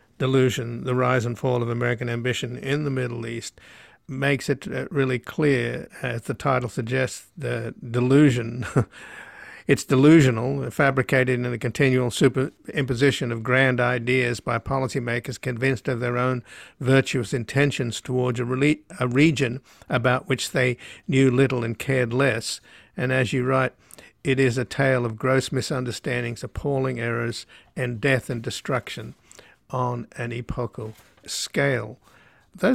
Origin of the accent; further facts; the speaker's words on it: Australia; moved away; I was born in Australia